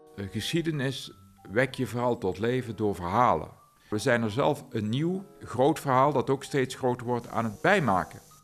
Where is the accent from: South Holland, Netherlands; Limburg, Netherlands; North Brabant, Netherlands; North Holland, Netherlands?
North Brabant, Netherlands; Aarle-Rixtel; mijn geboortedorp Aalriksel